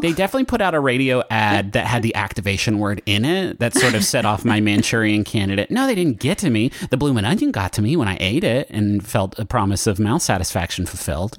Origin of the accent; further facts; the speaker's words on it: Huntington, United States; moved away; when I was growing up in Huntington, we did not have good restaurants